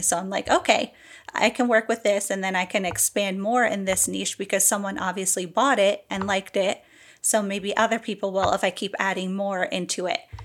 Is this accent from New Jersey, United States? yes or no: yes; New Jersey, United States; I'm from New Jersey